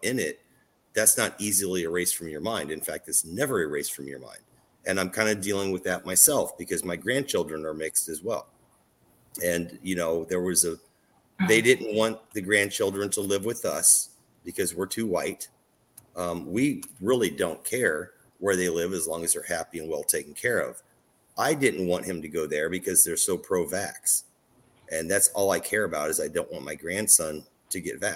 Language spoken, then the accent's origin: English; Southern Illinois, United States; moved away; I came from Southern Illinois, where it's all white cornfields